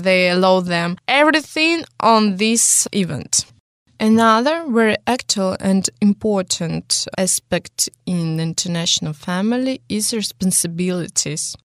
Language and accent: English; Russia; English is a second language; I was born in Russia